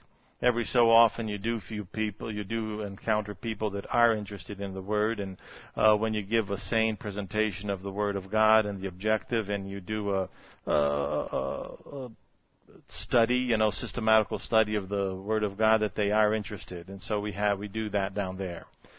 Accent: Brazil; born there; And I was born in Brazil, like Robbie told you.

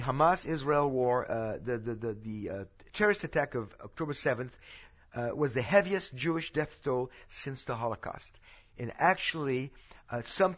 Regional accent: France; now in Texas, United States; this is where I'm from. I know I speak like a Texan now, but I'm from France

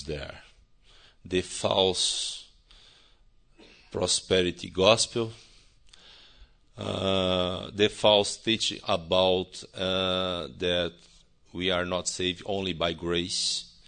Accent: center of Brazil, Central-West, Brazil; English is a second language; now in Vitória, Brazil; I was born in the center of the country. I believe in Jesus, young, 12 years old, and I was baptized in that area there

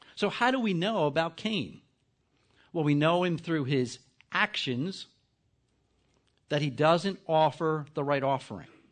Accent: New Jersey, United States; I'm from New Jersey

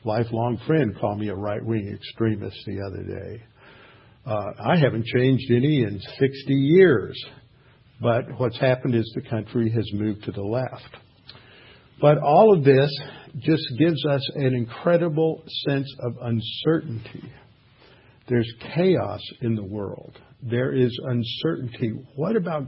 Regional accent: Houston, Texas, United States; I had a friend that I grew up with here in Houston, a lifelong friend.

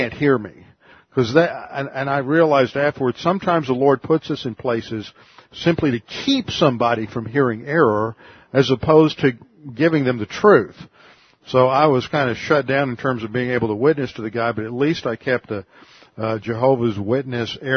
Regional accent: Houston, Texas, United States; now in Connecticut, United States; I'm from Texas, but I live in Connecticut." She said, "Where in Texas?" I said, "Houston

